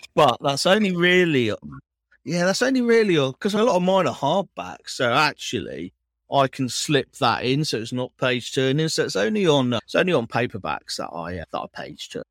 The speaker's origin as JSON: {"language": "English", "area": "Cornwall", "region": "South West England", "country": "United Kingdom", "moved": "yes", "lives_now": "Manchester, United Kingdom", "said": "I am from Cornwall, yeah. Moved to, moved to Manchester"}